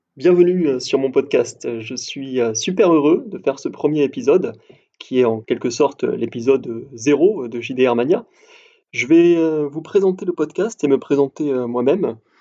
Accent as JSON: {"language": "French", "town": "Montpellier", "region": "Occitania", "country": "France", "said": "je suis originaire de Montpellier"}